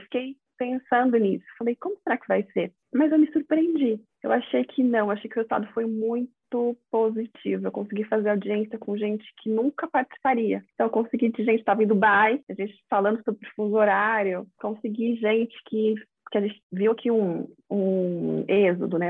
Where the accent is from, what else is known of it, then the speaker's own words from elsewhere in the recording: São Paulo, Brazil; also born or lived in Rio de Janeiro; eu sou aqui de São Paulo, vim de novo para cá